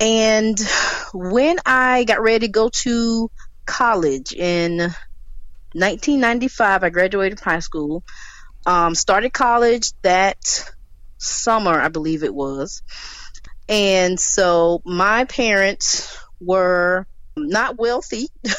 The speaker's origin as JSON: {"language": "English", "town": "Hattiesburg", "region": "Mississippi", "country": "United States", "tie": "born or raised there", "said": "And I am from Hattiesburg, Mississippi."}